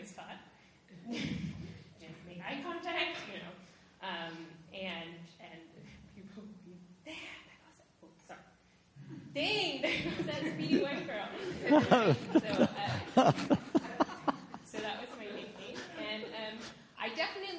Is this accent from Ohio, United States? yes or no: no; Sacramento, California, United States; I grew up in Sacramento, California, which is the capital of California